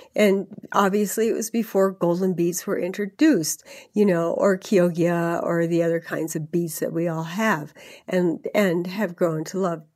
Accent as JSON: {"language": "English", "region": "California", "country": "United States", "moved": "yes", "said": "I am a Californian originally, um, even though I've lived here for, for three decades or more."}